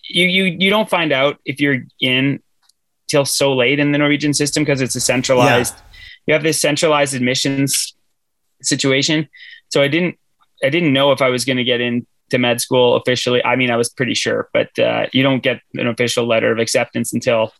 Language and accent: English; Canada; moved away as an adult; now in Norway; I'm Canadian